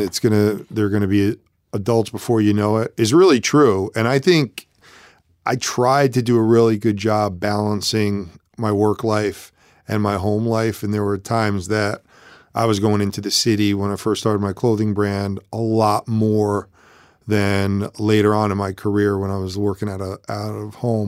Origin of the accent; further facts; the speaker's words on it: Connecticut, United States; also born or lived in New York; I moved to Connecticut from New York